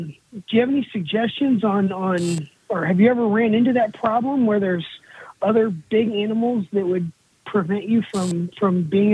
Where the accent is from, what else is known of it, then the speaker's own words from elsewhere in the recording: Missouri, United States; I'm from Missouri